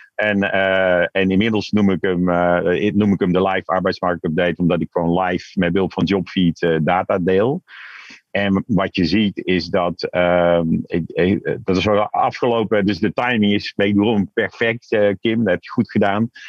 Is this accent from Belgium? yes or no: no; Tilburg, North Brabant, Netherlands; now in Amsterdam, Netherlands; geboren en getogen in Tilburg. Kun je nog een beetje horen, maar al jaren woonachtig in Amsterdam